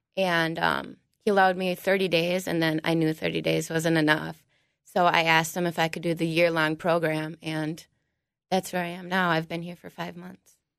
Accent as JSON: {"language": "English", "town": "New Prague", "region": "Minnesota", "country": "United States", "said": "I'm from New Prague."}